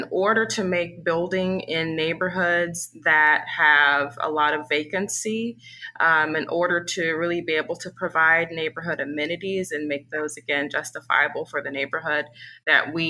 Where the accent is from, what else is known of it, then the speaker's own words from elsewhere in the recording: Kansas City, Missouri, United States; moved away as an adult; also born or lived in Chicago; we're both originally from Kansas City as well. Grew up not too far from the neighborhood where we're developing